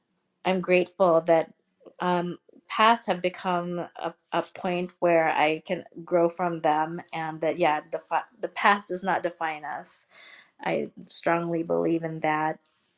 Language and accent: English; Seattle, Washington, United States; also born or lived in Philippines; when I was growing up, when I was younger, I was born in the Philippines, lived in Seattle, Washington State.